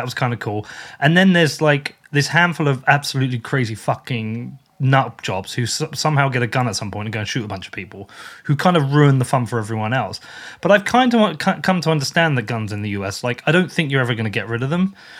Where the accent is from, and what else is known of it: United Kingdom